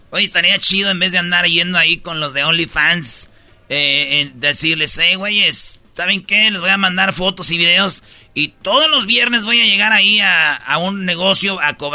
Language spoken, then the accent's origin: Spanish; Mexico; culturas ah, que sí, sí mi cultura, yo soy mexicano